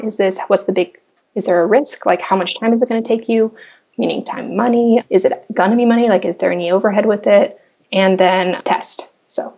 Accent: Los Angeles, California, United States; I'm born and raised in Los Angeles

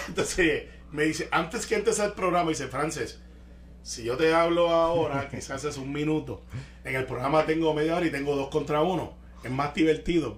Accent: Guaynabo, Puerto Rico; yo nací en Guaynabo, soy de Guaynabo

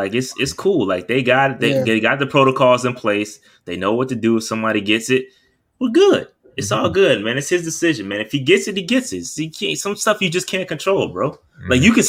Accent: Fayetteville, United States; shout out to Fayetteville, that's my hometown.

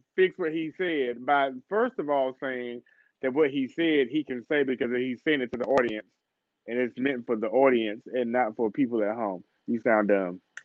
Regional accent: North Carolina, United States; I'm from North Carolina

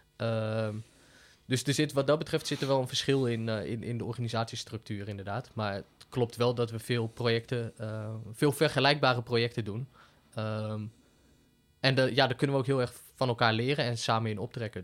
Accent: Deventer, Overijssel, Netherlands; moved away as an adult; also born or lived in Utrecht; Ik ben geboren en opgegroeid in Deventer

